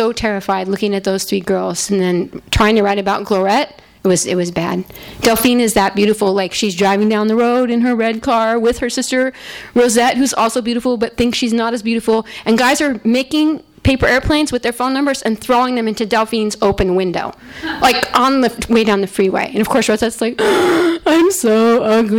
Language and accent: English; Riverside County, California, United States; this is to my hometown